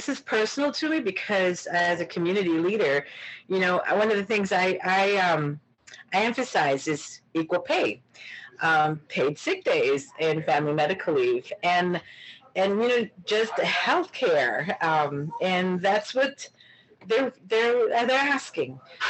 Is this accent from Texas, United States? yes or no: no; Racine, Wisconsin, United States; I was born and raised here in Racine.